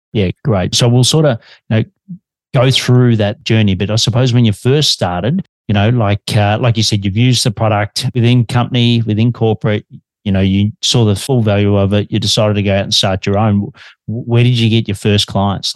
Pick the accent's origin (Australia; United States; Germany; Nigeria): Australia